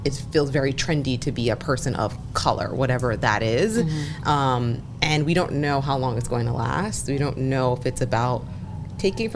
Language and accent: English; New York, United States; I'm from New York